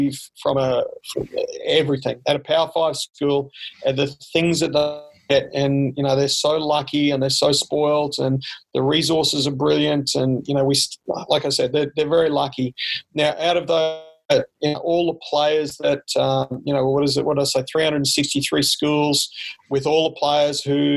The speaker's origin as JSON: {"language": "English", "town": "Brisbane", "region": "Queensland", "country": "Australia", "also_born_or_lived": "Bundaberg", "moved": "as an adult", "lives_now": "Pullman, United States", "said": "I'm from Brisbane"}